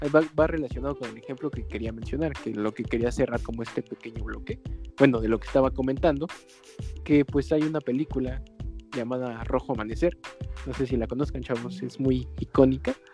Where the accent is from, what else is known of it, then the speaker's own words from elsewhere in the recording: Mexico; como mexicanos